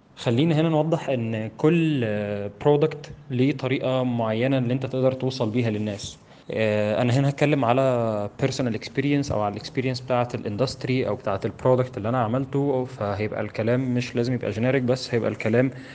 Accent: Egypt; عندنا في مصر

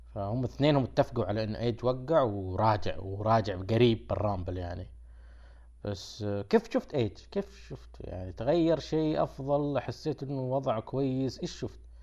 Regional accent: Saudi Arabia; عندنا في السعوديه

